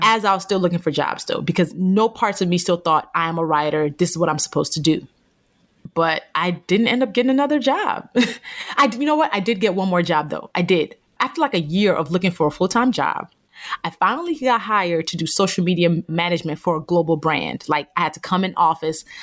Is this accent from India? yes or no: no; Nigeria; born or raised there